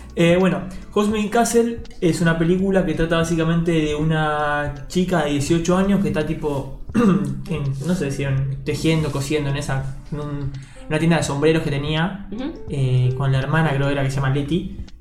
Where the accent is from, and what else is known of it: Argentina